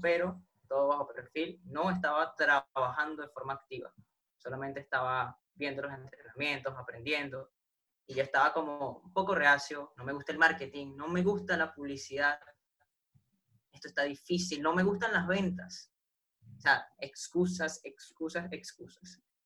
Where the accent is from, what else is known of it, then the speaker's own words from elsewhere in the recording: Venezuela; yo soy de Venezuela. Acá en Venezuela tuvimos por lo menos marzo sin luz